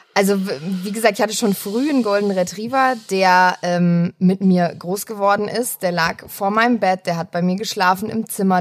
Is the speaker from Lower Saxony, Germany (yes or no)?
no; Kirchzarten, Baden-Württemberg, Germany; also born or lived in Wiesbaden / Frankfurt; geboren in Frankfurt, in Wiesbaden, habe da eine kurze Zeit gelebt, so sechs Jahre, und dann bin ich in den Schwarzwald nach Kirchzarten gezogen.